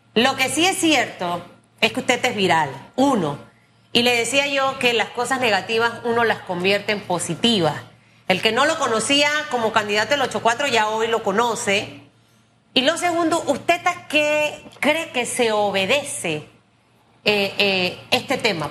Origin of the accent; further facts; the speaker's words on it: Cuba; estoy hablando como tú sabes, como cubana